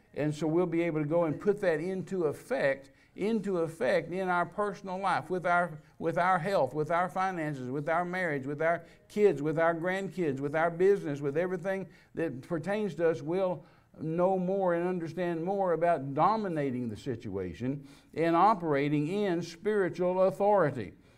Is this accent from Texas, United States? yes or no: yes; Texas, United States; I was raised in Pentecostal church in Texas